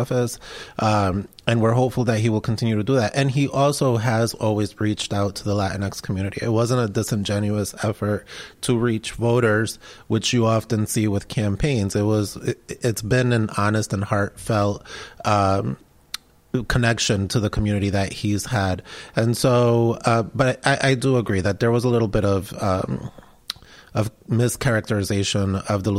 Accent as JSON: {"language": "English", "region": "Rhode Island", "country": "United States", "tie": "born or raised there", "also_born_or_lived": "Medellin, Colombia", "said": "I grew up in Rhode Island"}